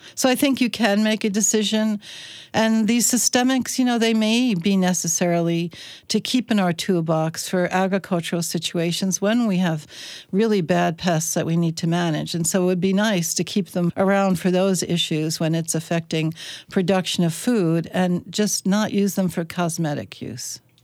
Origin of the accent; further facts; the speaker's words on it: Chesapeake Bay of Maryland, United States; moved away as an adult; now in Minnesota, United States; I come from the Chesapeake Bay of Maryland